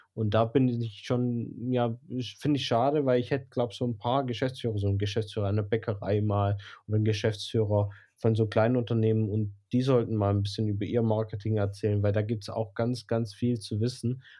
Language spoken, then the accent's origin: German; Blochingen, Baden-Württemberg, Germany; accent: Swabian; Schwäbisch, weil ich bin in Bloching aufgewachsen.